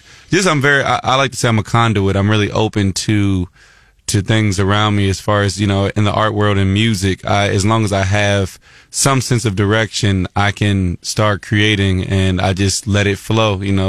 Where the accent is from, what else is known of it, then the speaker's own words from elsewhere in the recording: Columbia, Missouri, United States; I grew up in Columbia, Missouri, which is here